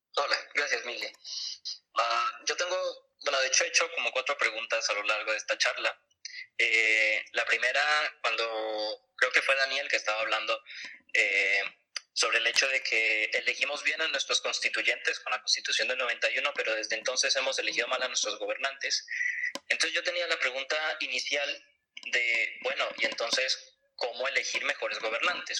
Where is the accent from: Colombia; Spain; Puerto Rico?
Colombia; Cali, Valle del Cauca; now in Medellín, Colombia; yo soy de Cali, eh, aunque actualmente vivo en Medellín